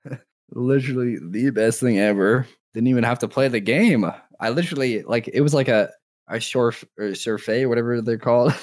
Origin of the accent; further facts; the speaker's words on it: Canada; I'm from Canada